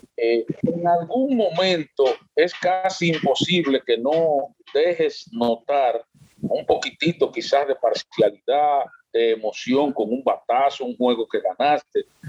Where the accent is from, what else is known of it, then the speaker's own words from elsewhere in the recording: San Francisco de Macorís, Duarte, Dominican Republic; also born or lived in Moca; now in Santiago, Dominican Republic; soy oriundo de San Francisco de Macorís y viví en Moca también 10 años